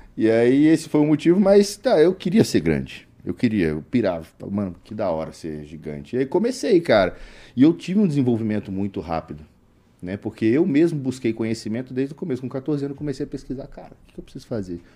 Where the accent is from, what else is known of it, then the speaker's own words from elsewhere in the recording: Juiz de Fora, Minas Gerais, Brazil; um abraço para pessoal de Juiz de Fora, minha, minha terra